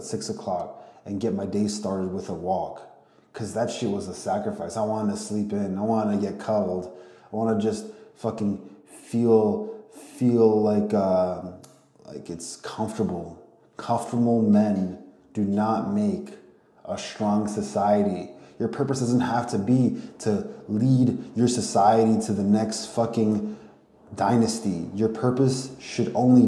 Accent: Ukraine; I'm from Ukraine, my family's from Ukraine

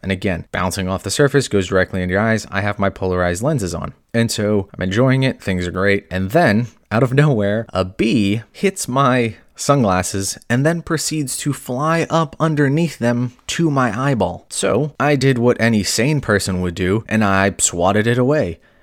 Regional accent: California, United States; also born or lived in Hawaii; growing up in California and Hawaii

